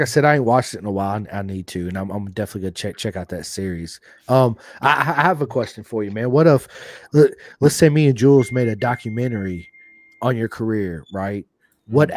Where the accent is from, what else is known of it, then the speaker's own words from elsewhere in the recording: United States; I grew up here in America